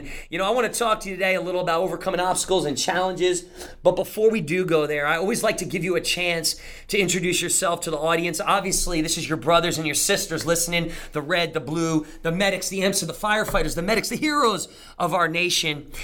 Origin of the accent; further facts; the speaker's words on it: New Jersey, United States; moved away; I'm from Jersey